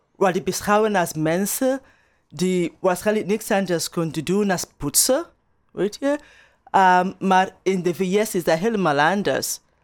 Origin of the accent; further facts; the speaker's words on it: Nigeria; Dutch is a second language; also born or lived in Turnhout, Belgium; now in Atlanta, United States; mijn eigen ervaring als, als Nigeriaans.